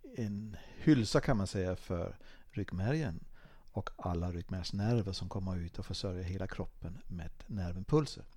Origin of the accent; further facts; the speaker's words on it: Dalarna County, Sweden; var jag ute och åkte skidor hemma i Dalarna